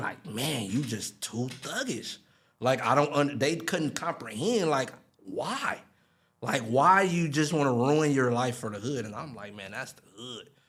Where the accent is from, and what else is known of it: Long Beach, California, United States; born or raised there